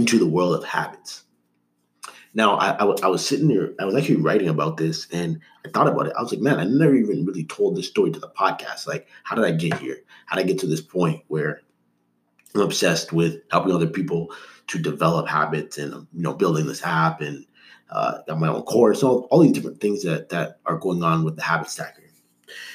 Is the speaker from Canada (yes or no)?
yes; Toronto, Ontario, Canada; also born or lived in Markham; I grew up, like when I was really young, I grew up in Toronto. But once I was 10 years old, my parents, so the year 2000, we moved up to Markham, which was a suburb